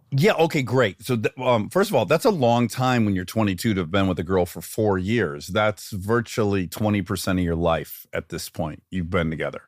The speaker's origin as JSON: {"language": "English", "town": "Detroit", "region": "Michigan", "country": "United States", "tie": "born or raised there", "said": "I grew up in Detroit, Michigan"}